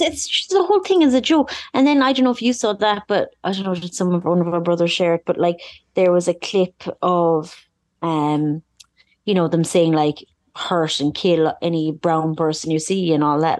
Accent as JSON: {"language": "English", "country": "Ireland", "said": "being an Irish person"}